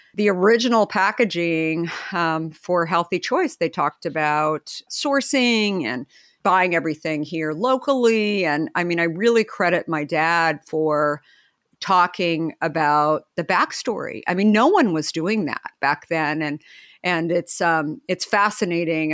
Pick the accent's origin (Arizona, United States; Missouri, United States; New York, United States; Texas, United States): Arizona, United States; Phoenix; Phoenix, Scottsdale area